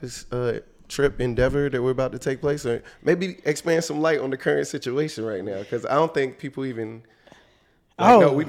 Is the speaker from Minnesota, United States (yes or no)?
no; Ahoskie, North Carolina, United States; I am from Ahoski, North Carolina.